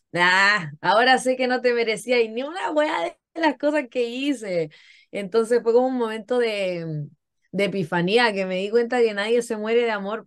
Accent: Concón, Valparaíso, Chile; moved away as an adult; yo nací y crecí en Concón. Yo he estado en Chile toda mi vida

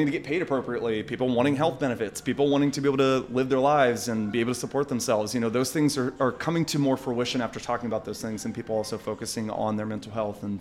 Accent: West Virginia, United States; when I was growing up, I mean, I come from West Virginia.

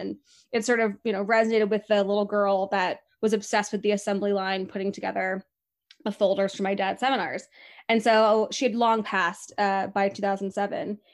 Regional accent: Laguna Beach, California, United States; the Coffee Pub in Laguna Beach, which is my hometown

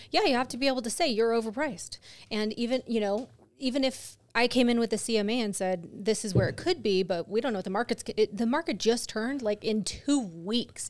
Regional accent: California, United States; moved away; I grew up in California

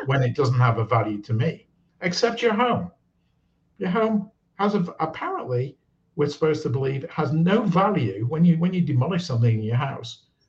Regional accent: United Kingdom; moved away; I'm British, born in the UK, and I worked around the world

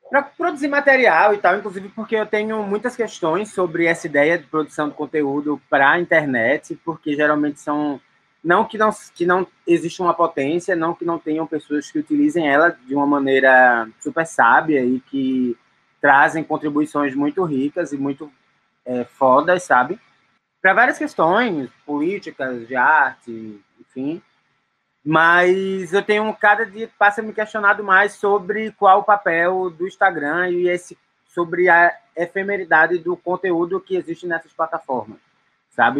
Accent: Recife, Pernambuco, Brazil; now in São Paulo, Brazil; Eu sou de Recife, mas moro na cidade de São Paulo.

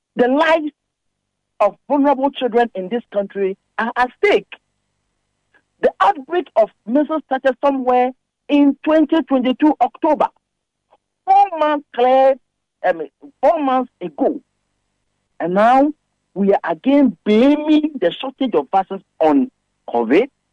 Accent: Ghana; as a Ghanaian

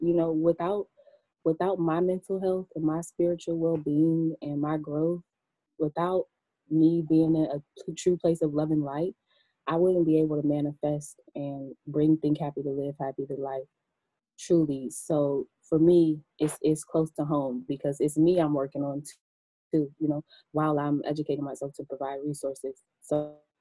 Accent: Cleveland, Ohio, United States; moved away as an adult; now in Maryland, United States; I'm from Cleveland. About 4 years ago, I moved to Maryland

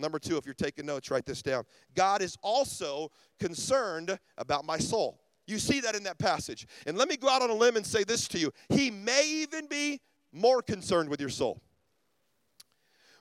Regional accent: Ruskin, Florida, United States; I'm from Ruskin, Florida

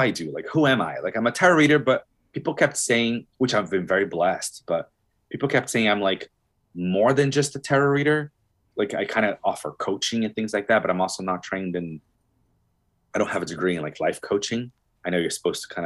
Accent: Brazil; moved away; I'm from Brazil, born and raised

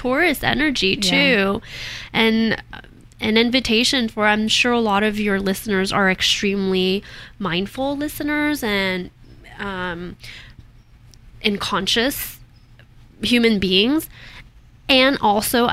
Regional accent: Canada; moved away as an adult; now in United States; because I grew up in Canada, and I noticed when I moved to the States 20 years ago

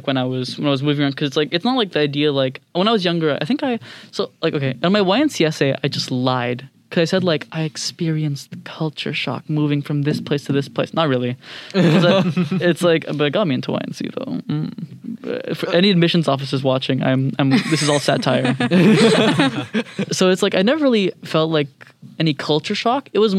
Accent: Singapore; now in United States; the moment I came from Singapore to America, right, I kind of just like dropped all preconceived notions

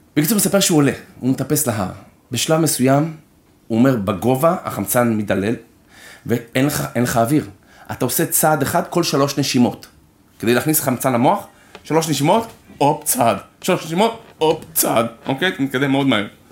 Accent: Israel; I'm Israeli

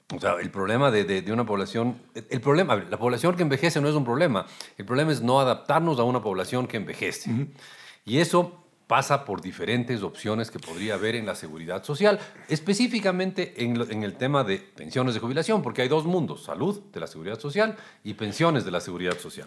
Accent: Ecuador; nosotros como ecuatorianos

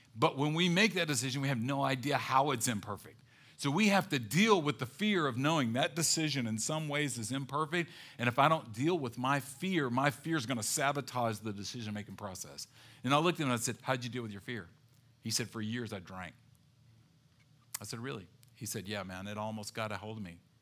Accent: the South, United States; growing up in the South

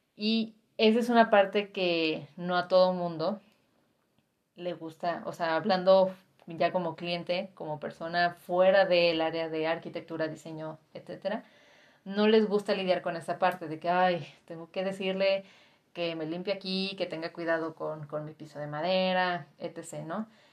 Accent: Guadalajara, Jalisco, Mexico; yo que soy tapatía

